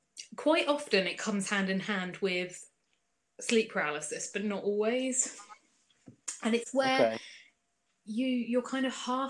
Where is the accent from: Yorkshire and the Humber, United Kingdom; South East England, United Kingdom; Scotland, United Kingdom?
South East England, United Kingdom; Clanfield; also born or lived in Chichester / Bognor / Channel Islands; now in Portsmouth, United Kingdom; For like 4 years. And then when we came back, we lived in Clanfield.